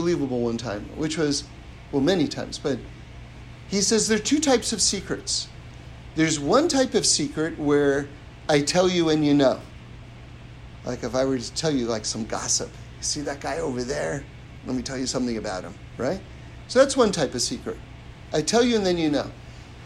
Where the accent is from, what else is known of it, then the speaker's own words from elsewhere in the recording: New York, United States; I grew up on the Upper West Side of New York, right? 79th and Broadway